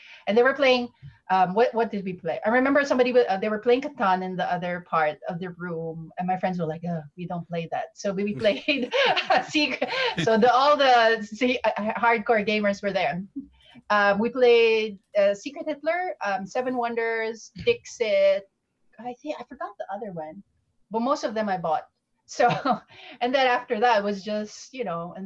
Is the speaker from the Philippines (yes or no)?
yes; Philippines; moved away as an adult; I came originally from the Philippines. That's where I grew up. Came here in 2008